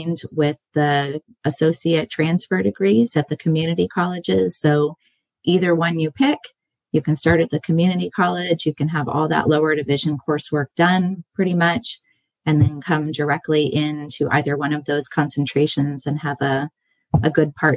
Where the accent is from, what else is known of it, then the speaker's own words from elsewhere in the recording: California, United States; also born or lived in Indiana; I grew up in California